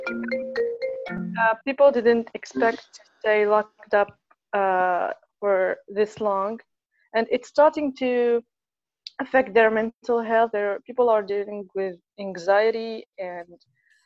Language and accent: English; Tunisia; I'm from Tunisia